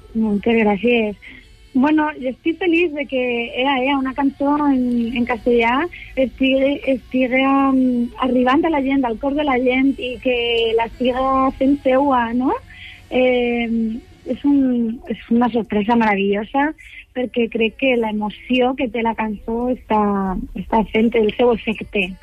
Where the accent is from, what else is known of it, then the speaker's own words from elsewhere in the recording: Elche, Valencian Community, Spain; also born or lived in Barcelona; Soc il·licitana